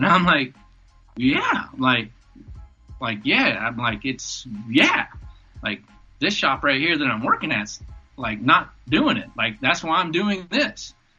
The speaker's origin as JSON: {"language": "English", "region": "the South", "country": "United States", "said": "And then, like, I'm from the South."}